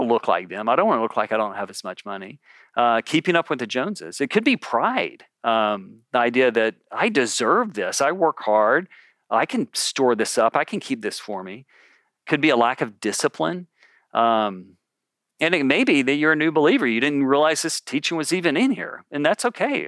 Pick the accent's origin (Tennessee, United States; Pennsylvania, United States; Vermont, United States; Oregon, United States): Tennessee, United States; Memphis; now in California, United States; I'm from Memphis